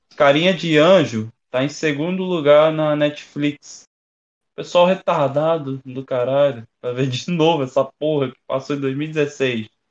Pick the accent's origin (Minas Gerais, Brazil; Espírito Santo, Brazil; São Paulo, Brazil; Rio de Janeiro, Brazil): Rio de Janeiro, Brazil; eu sou carioca